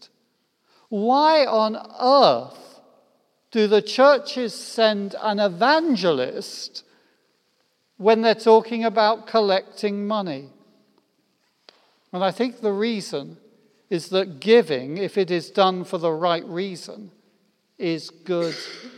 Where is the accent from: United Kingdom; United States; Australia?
United Kingdom; I'm British